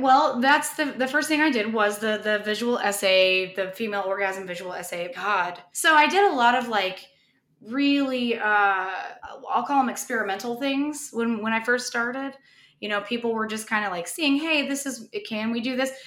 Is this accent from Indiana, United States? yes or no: yes; Indiana, United States; I grew up in Indiana